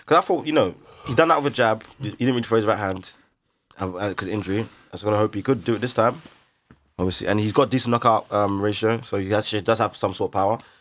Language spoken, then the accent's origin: English; London, United Kingdom; we're from London, we know how to handle the Kent white boys, Essex white boys